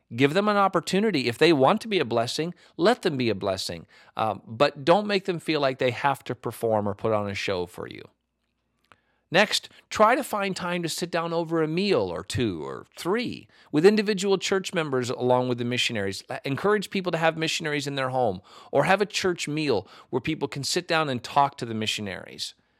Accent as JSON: {"language": "English", "country": "United States", "said": "as an American pastor"}